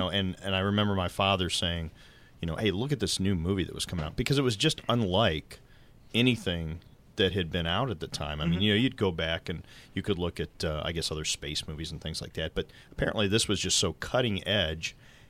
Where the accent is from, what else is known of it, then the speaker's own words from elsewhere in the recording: St. Peters, Missouri, United States; also born or lived in Cleveland / Columbus / Indianapolis / St. Louis; I was originally born in Cleveland, Ohio, and because of my dad's work, we moved from Cleveland. We were in Columbus. We went to Indianapolis, mm-hmm. but we were fresh into St. Louis, Missouri in 1977. That's when we moved to St. Peter's, Missouri